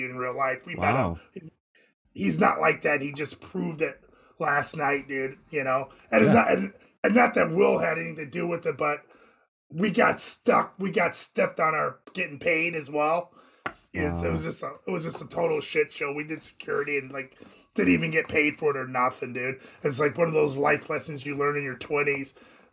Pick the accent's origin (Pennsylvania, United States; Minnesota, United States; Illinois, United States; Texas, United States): Illinois, United States; Moline; my hometown at Wharton Fieldhouse